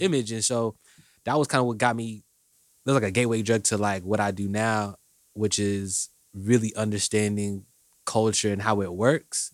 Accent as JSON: {"language": "English", "town": "Indianapolis", "region": "Indiana", "country": "United States", "tie": "born or raised there", "also_born_or_lived": "Washington, D.C.", "said": "I'm from, originally from D C, but I went to high school here, so I say I'm from Indy"}